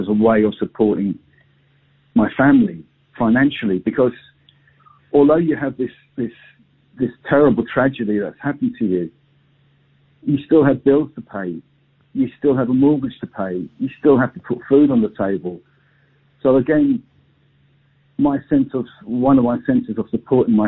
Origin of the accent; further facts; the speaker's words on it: London, United Kingdom; moved away as an adult; now in Northern Ireland, United Kingdom; my family, we came over from London